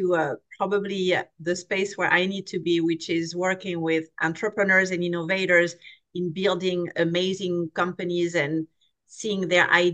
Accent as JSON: {"language": "English", "country": "France", "tie": "born or raised there", "moved": "as an adult", "lives_now": "California, United States", "said": "I grew up in France, so a very different culture from the American culture. I came to California when I was 21"}